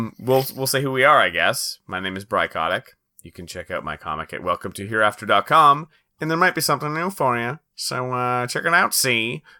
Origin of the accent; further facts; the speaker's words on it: Canada; We're Canadian, we're Canadian